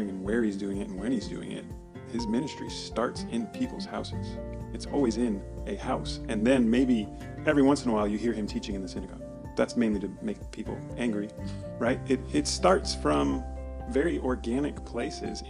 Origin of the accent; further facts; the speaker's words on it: Portland, Oregon, United States; we grew up here.